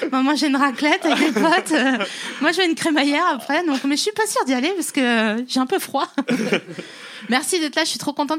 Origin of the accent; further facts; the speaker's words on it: the East, eastern France, France; Moi, je viens de l'Est